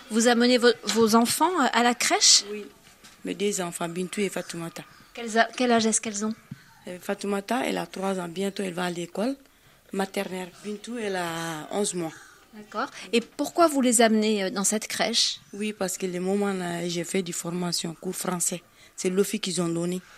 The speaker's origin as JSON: {"language": "French", "country": "Mali", "lives_now": "France", "said": "Moi, je suis malienne."}